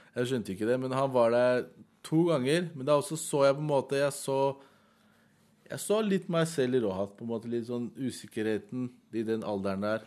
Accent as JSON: {"language": "Norwegian", "region": "Oslo", "country": "Norway", "tie": "born or raised there", "said": "jeg er selv fra Heigestad, jeg er oppvokst på Heigestad"}